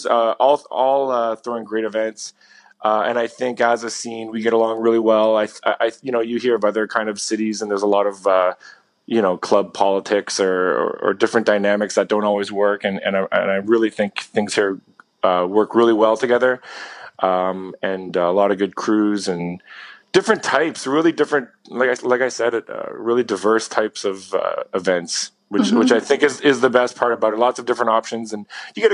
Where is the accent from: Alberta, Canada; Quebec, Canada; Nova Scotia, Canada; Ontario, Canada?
Ontario, Canada; also born or lived in London, United Kingdom; now in Toronto, Canada; I'm based in Toronto. I mean, I'm from Ontario, which is a province in Canada. I'm not too far from Toronto